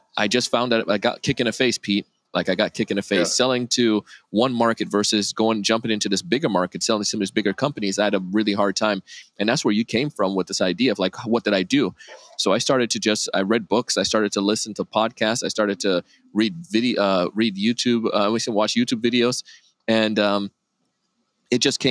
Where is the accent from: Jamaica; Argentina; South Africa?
Jamaica; moved away; I grew up in Jamaica as a kid